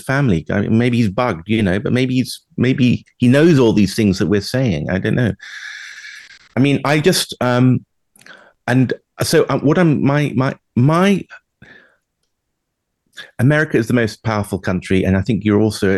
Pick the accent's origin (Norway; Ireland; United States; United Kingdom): United Kingdom; London; my old private school in central London